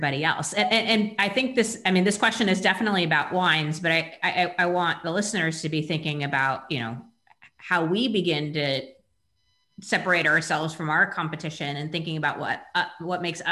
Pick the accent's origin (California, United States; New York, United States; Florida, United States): California, United States; I grew up in California